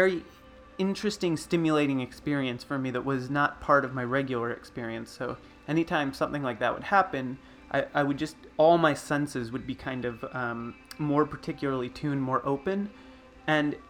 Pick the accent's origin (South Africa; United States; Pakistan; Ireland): United States; Fort Lauderdale, Florida; now in Portland, United States; I grew up in South Florida, kind of in the outside of the greater Fort Lauderdale area